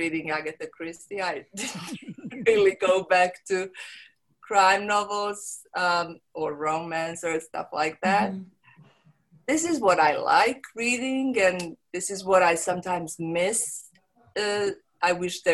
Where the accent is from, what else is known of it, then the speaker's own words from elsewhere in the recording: Montenegro; first language Serbo-Croatian; English is a second language; also born or lived in London; now in Croatia; I'm from Montenegro, but I don't live there. Mm-hmm. I live in Croatia